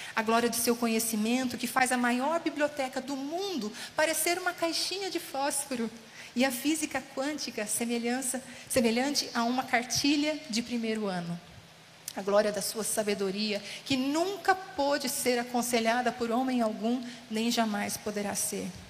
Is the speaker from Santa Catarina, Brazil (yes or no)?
no; Casa Branca, São Paulo, Brazil; moved away as an adult; also born or lived in Ubatuba / Taubaté; now in São Paulo, Brazil; Eu sou de Casa Branca, interior de São Paulo